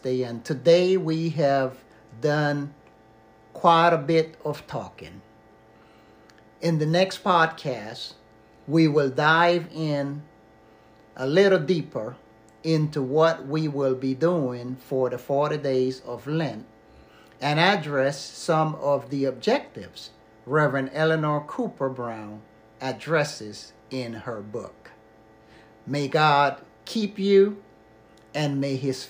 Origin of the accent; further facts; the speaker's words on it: Panama; moved away; growing up in Panama